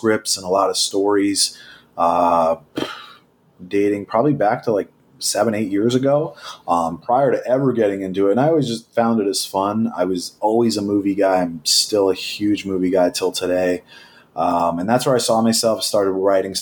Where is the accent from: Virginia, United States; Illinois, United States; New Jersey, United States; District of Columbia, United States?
New Jersey, United States; I grew up in New Jersey